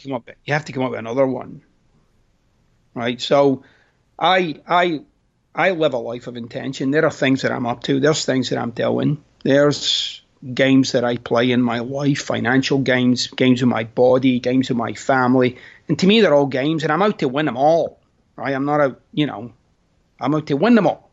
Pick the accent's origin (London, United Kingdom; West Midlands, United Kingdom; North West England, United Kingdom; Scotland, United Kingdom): Scotland, United Kingdom; moved away; I'm Scottish.